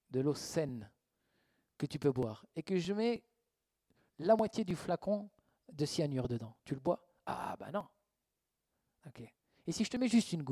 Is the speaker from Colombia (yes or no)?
no; Switzerland; Ok, des fois, en fait, on n'ose pas, on ne veut pas froisser, on est suisse. Ouais, mais eux, ils ne sont pas suisses.